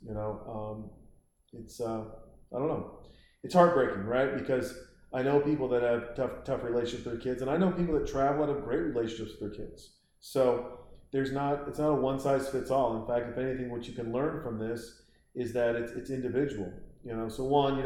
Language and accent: English; Montana, United States; I was born and raised in Montana